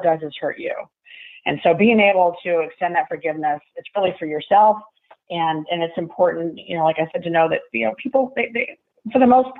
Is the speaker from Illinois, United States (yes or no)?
yes; Central Illinois, United States; also born or lived in Key West; now in Jacksonville, United States; I grew up in the Midwest. I grew up in Central Illinois